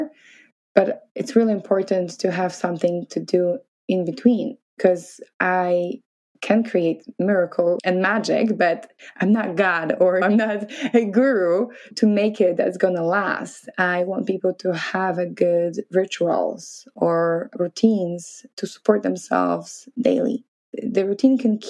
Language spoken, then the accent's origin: English; Poland; moved away as an adult; also born or lived in New York City, United States; So Poland is a little bit different than America. We are not that open and we're coming from Catholic